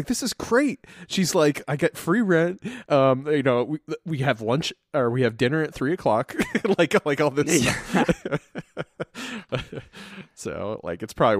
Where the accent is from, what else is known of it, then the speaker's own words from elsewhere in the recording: New Jersey, United States; this is my wife … We're from Jersey.